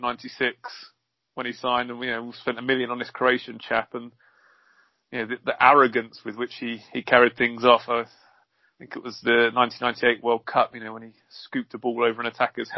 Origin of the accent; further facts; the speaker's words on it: Bedfordshire, East of England, United Kingdom; I was brought up in Bedfordshire